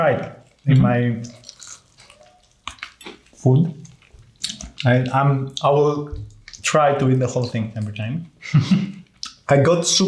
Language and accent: English; Greece; now in London, United Kingdom; I'm from Greece. I live in London now